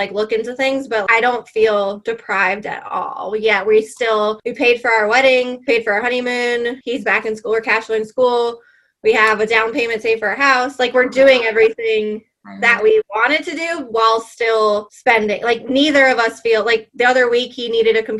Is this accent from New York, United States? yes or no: yes; New York, United States; moved away as an adult; now in South Carolina, United States; I was born and raised in New York, and now I live in South Carolina